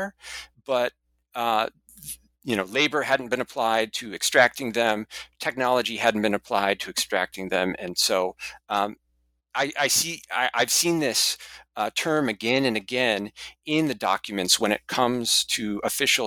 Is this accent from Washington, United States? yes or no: yes; Seattle, Washington, United States; moved away; study courses about China at first in my hometown at the University of Washington for a year